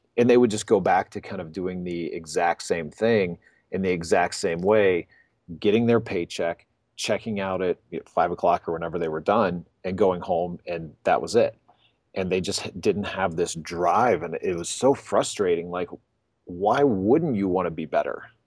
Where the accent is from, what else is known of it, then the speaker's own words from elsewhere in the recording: Pensacola, Florida, United States; moved away as an adult; also born or lived in Gainesville, Florida; now in Denver, United States; I grew up in Pensacola